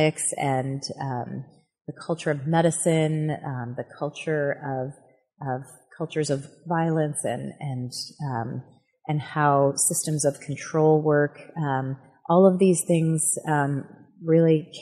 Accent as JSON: {"language": "English", "town": "Buffalo", "region": "New York", "country": "United States", "tie": "born or raised there", "moved": "as an adult", "said": "I grew up in Buffalo, New York, had my formative"}